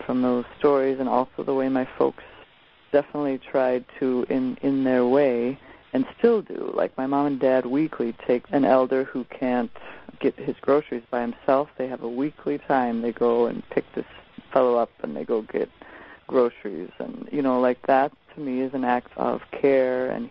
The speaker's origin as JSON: {"language": "English", "region": "South Dakota", "country": "United States", "tie": "born or raised there", "moved": "yes", "said": "I grew up in South Dakota, and where my folks still are."}